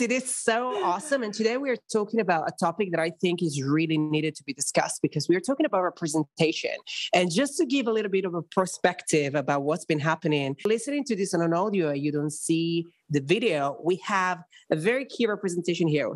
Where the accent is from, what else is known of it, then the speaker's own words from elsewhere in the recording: Italy; moved away; growing up in a country very Catholic, very conservative everybody in Italy is very attached to their roots